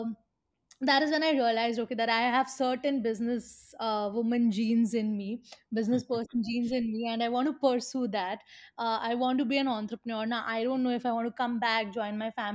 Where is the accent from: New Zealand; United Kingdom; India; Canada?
India; Mathura, Uttar Pradesh; moved away as an adult; also born or lived in Pune; growing up in Mathura, which is quite a conservative society